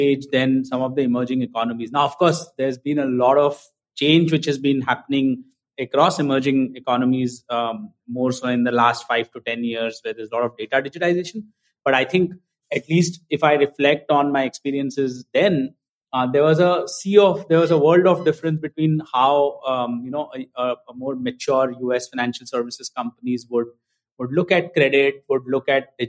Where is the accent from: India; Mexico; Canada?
India; moved away as an adult; also born or lived in United States; now in Mumbai, India; I grew up in India.